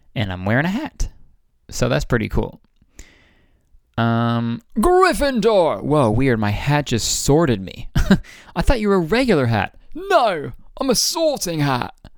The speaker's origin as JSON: {"language": "English", "country": "Canada", "said": "I'm fucking Canadian"}